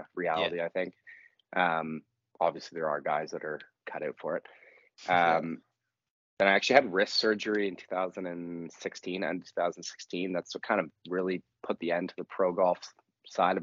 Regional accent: Toronto, Ontario, Canada; accent: Irish; now in Vancouver Island, Canada; I'm from Toronto originally.

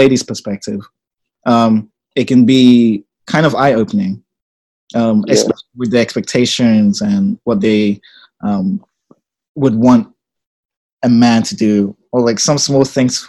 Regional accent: England, United Kingdom; also born or lived in Ghana; now in United States; But I'm originally from Ghana, but I've lived in England most of my life

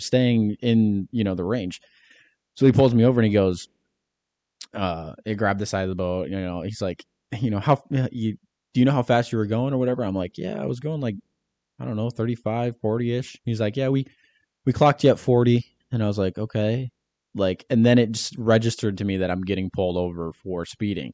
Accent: Michigan, United States; I'm from Michigan

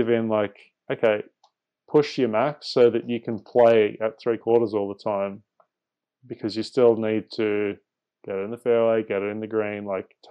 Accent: Australia; also born or lived in Singapore; growing up in Asia and seeing the waterways there, and then growing up after that in Australia, going to the beach a lot

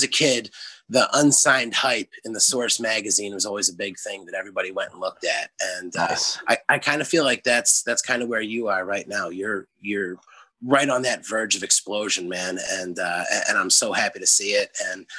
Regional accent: Philadelphia, Pennsylvania, United States; moved away; also born or lived in South Jersey / Oregon; I grew up in Philadelphia.

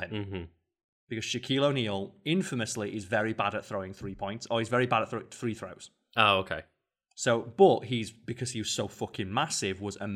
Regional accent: England, United Kingdom; We are English.

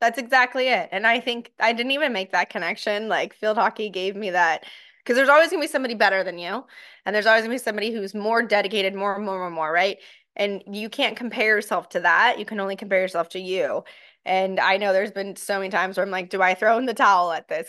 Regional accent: Encinitas, California, United States; moved away as an adult; also born or lived in Ohio; I grew up in Encinitas, La Costa area

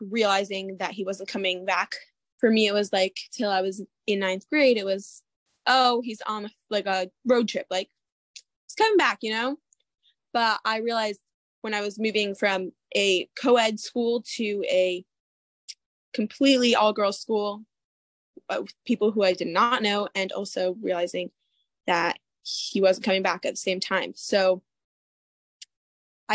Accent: Mequon, Wisconsin, United States; I am from Mequon, Wisconsin. I lived here almost my entire life. Moved here when I was 6 months

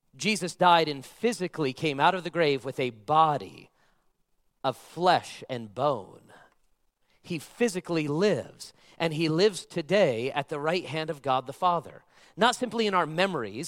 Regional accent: Las Vegas, Nevada, United States; I was born and raised in Las Vegas

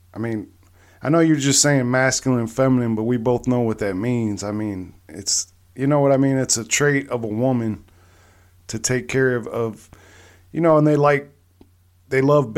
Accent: Long Beach, California, United States; born there; I mean, I was born out there because my dad was in the military. I was also in the military, but I was born out there in Long Beach.

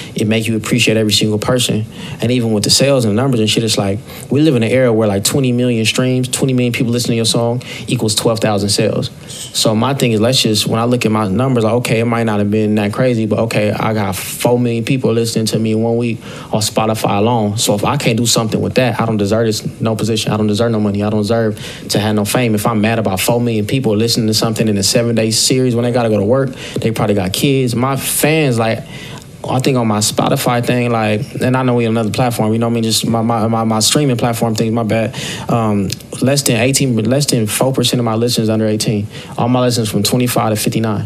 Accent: Long Beach, California, United States; I'm from Long Beach

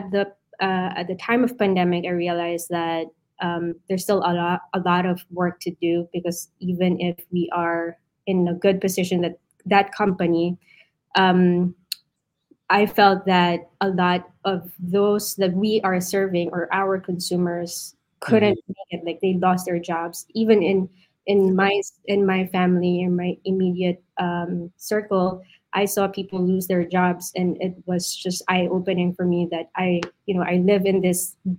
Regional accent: Philippines; now in New York City, United States; I was born and raised in the Philippines

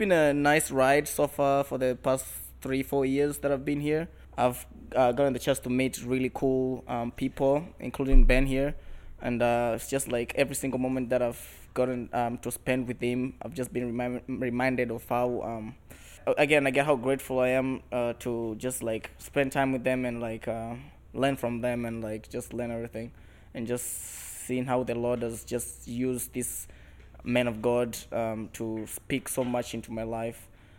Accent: Tanzania; now in United States; I'm originally from Tanzania. I'm actually an international student here at Liberty.

